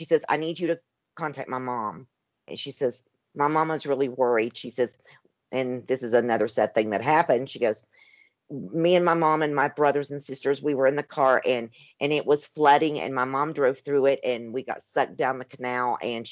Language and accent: English; Tennessee, United States; moved away as an adult; also born or lived in Arizona; I was raised in Tennessee.